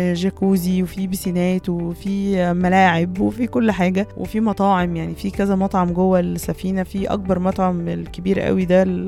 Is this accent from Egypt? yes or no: yes; Port Said, Port Said Governorate, Egypt; عشان احنا من بورسعيد